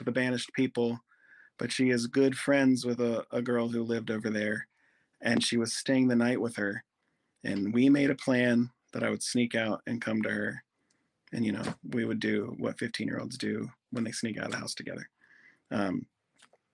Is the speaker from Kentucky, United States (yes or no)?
no; Goshen, Ohio, United States; I grew up in Goshen, Ohio